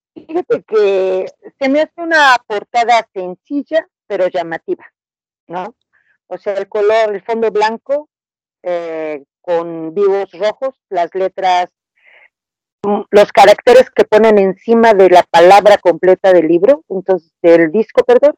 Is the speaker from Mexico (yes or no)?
yes; Mexico; yo en este caso hablo de México